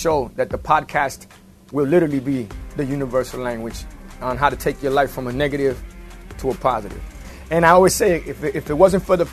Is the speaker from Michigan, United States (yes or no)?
no; Miami, Florida, United States; I grew up in Miami